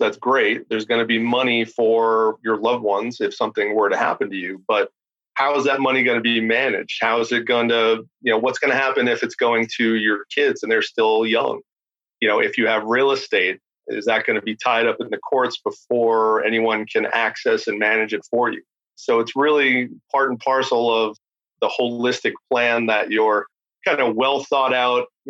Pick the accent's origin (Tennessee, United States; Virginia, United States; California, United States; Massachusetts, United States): Massachusetts, United States; Beverly; moved away as an adult; also born or lived in Boston; now in Newburyport, United States; I'm from Beverly originally, but lived in Boston for a little over